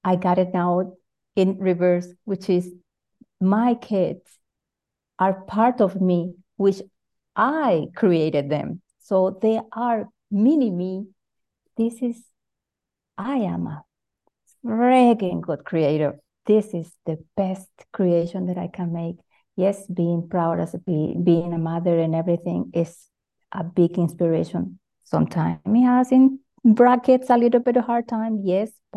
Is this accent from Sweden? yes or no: no; Venezuela; moved away as an adult; now in Switzerland; I'm 100% Latina. I was born in Venezuela. Now I'm actually living in Switzerland